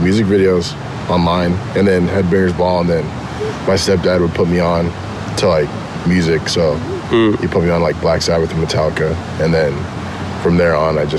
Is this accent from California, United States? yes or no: yes; Anaheim, California, United States; also born or lived in Garden Grove / Inland Empire; I grew up, born and raised in Anaheim, and then I lived most of my life in Anaheim, and then moved to Garden Grove, which is like pretty much next door